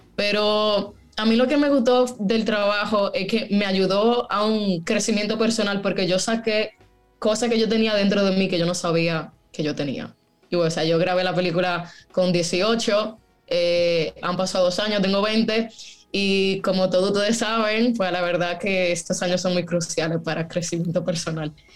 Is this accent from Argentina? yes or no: no; Dominican Republic; yo nací en República Dominicana